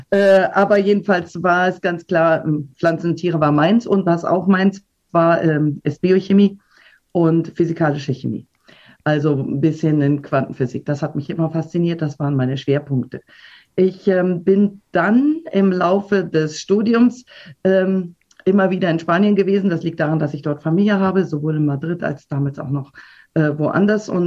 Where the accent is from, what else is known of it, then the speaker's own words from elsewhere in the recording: Düsseldorf, North Rhine-Westphalia, Germany; born there; Also, äh, ich bin in Düsseldorf geboren, ganz normal, ähm, und bin dort zur Universität gegangen und habe Biologie studiert.